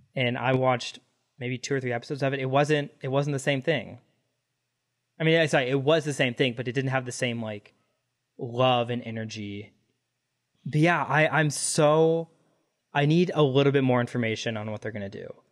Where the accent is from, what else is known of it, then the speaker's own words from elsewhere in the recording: Dallas, Texas, United States; I grew up in Dallas